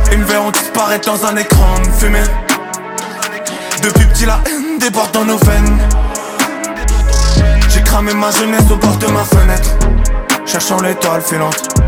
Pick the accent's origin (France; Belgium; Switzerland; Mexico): France; Roubaix, Hauts-de-France; accent: northern French; J'ai l'accent du nord de la France, Roubaix, ma provenance, ma ville, mon quartier, mon boulevard, à deux pas de la Belgique de Poulvord, percé par les sirènes d'ambulance. J'ai grandi en face d'un hôpital